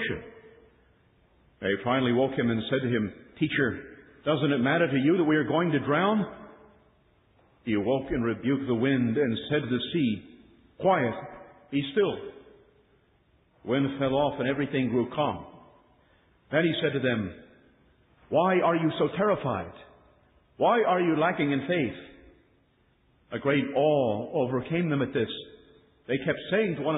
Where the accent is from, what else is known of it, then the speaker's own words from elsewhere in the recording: Philadelphia, Pennsylvania, United States; I'm from Philly